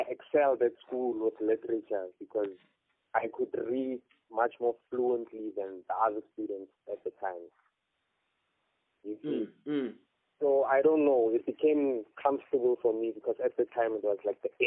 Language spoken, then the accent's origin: English; Kimberley, Northern Cape, South Africa; moved away; also born or lived in Pretoria; I was born in Kimberley, raised for some time in Kimberley, grew up for some time in Pretoria.